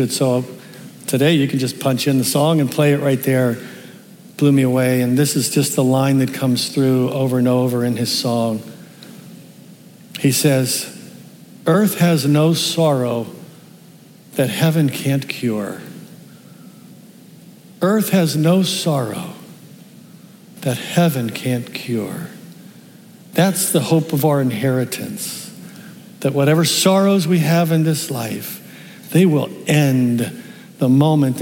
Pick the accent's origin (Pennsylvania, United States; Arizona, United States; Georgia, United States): Pennsylvania, United States; Pittsburgh; I'm from Pittsburgh